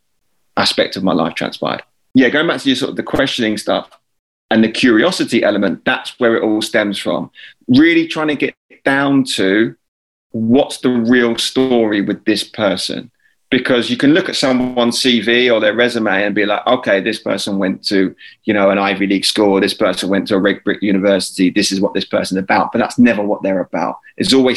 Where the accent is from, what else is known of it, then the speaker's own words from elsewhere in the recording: Lewes, South East England, United Kingdom; moved away as an adult; also born or lived in United States; My wife and I were then still living back in our hometown. So this is in Lewis. I was back at home with mum and dad.